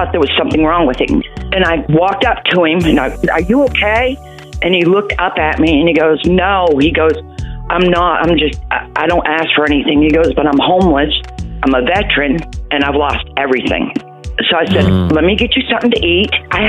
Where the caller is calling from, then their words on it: Panama City, Florida, United States; Panama City, Florida.